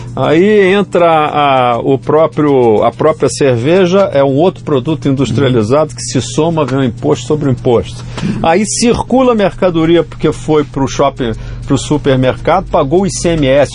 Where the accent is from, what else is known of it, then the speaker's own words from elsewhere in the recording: Brazil; como brasileiro